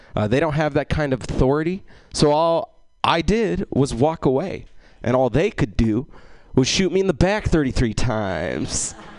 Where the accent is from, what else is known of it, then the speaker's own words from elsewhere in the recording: Egypt; I'm Egyptian, which means I'm North African